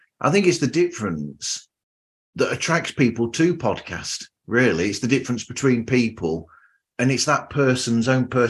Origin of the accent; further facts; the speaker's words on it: Nottinghamshire, East Midlands, United Kingdom; Well, I'm from Nottinghamshire